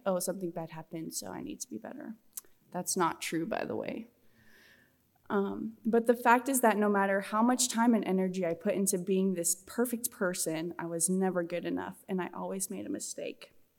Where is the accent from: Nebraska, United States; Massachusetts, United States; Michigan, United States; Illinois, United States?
Nebraska, United States; Scottsbluff; I'm from Western Nebraska, Scottsbluff, Goering area.